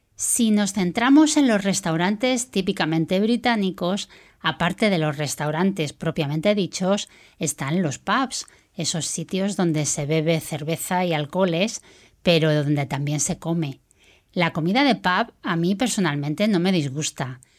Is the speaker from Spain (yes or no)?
yes; Spain; moved away as an adult; now in United Kingdom; Soy española y pronto hará tres años que me fui a vivir al Reino Unido.